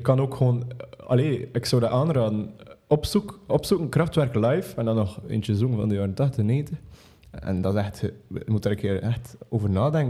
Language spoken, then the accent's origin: Dutch; Belgium; als Belg.